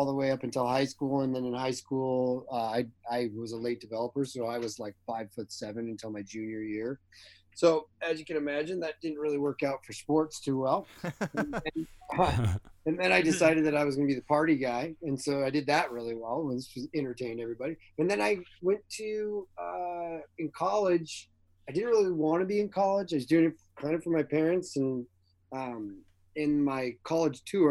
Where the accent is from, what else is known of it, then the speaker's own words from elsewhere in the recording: just outside of Seattle, Washington, United States; also born or lived in Eugene, Oregon; I was born in Eugene, Oregon. My parents were both University of Oregon Ducks, but I was raised just outside of Seattle